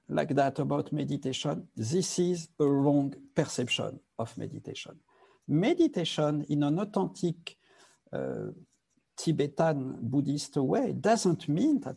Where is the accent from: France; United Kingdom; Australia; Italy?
France; Paris, Île-de-France; also born or lived in Nepal; now in Los Angeles, United States; I was born in Paris, raised in Paris, and my family was very, very violent